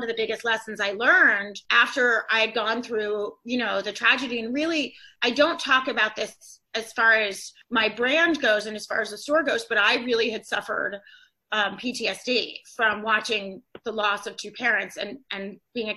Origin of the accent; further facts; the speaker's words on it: Atlanta, Georgia, United States; moved away as an adult; I'm originally from Atlanta. I moved up to this area after I went to college